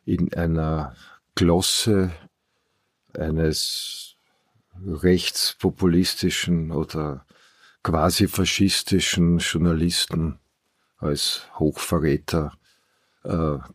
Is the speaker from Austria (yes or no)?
yes; Vienna, Austria; Naja, als Wiener, als ich, Europäer? Oder als Wien und das Umland äh, Niederösterreich, das empfinde ich als Heimat.